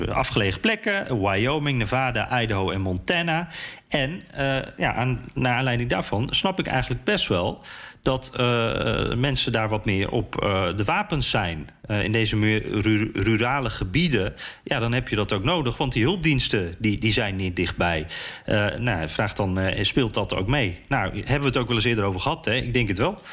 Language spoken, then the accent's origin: Dutch; Netherlands; moved away as an adult; now in United States; wij als Nederlanders